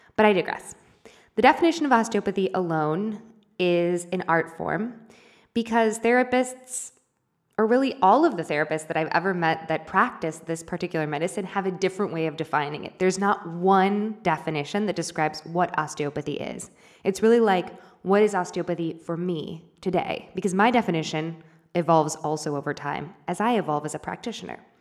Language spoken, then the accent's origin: English; United States; moved away as an adult; now in Argentina; my hometown. Well, not my actual hometown, but close by in the state of Missouri